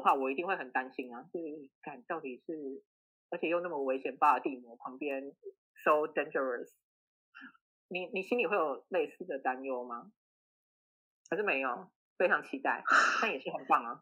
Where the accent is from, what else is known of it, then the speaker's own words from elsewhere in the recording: Taiwan; 在台湾土生土长的小孩